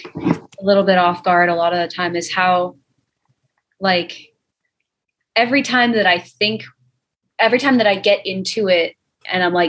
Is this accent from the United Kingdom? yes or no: yes; United Kingdom; We're British